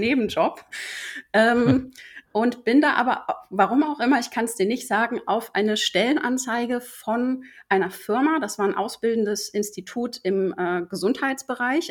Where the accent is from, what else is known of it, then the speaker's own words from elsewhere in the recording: Ruhr area, North Rhine-Westphalia, Germany; moved away as an adult; now in Hamburg, Germany; komme aber eigentlich aus dem Ruhrpott